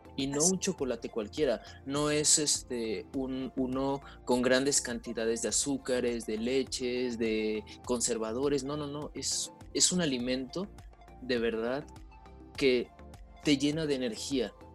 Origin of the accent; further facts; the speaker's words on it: Mexico; nuestras raíces indígenas como mexicanos